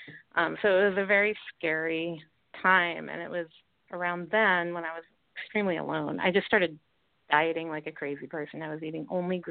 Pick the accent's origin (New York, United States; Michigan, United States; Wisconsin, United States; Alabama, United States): New York, United States; New York City; I grew up in New York City.